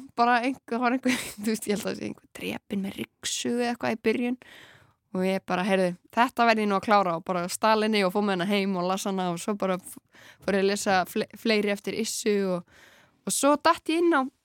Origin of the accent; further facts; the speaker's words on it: Grenivík, Northeastern Region, Iceland; moved away; ég svona elst upp á Greinvík